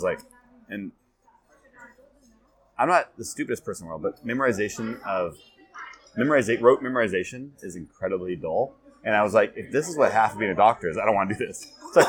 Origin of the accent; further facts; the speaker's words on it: California, United States; now in Asia; California, Northern California.